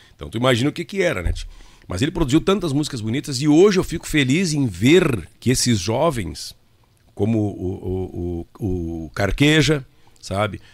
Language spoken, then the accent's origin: Portuguese; Itaqui, Rio Grande do Sul, Brazil; eu sou de Itaqui